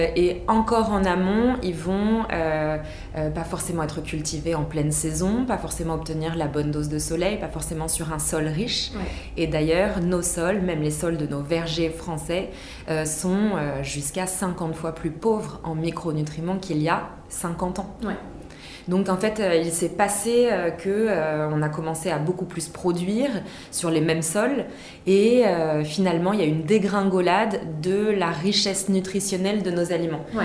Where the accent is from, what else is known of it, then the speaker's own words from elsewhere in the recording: Vichy, Auvergne-Rhône-Alpes, France; j'ai grandi dans le Méditermal Spa des Célestins à Vichy